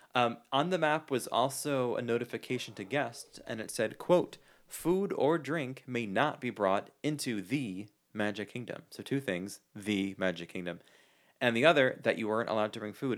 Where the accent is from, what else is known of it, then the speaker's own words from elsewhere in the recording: New York City, New York, United States; I grew up in New York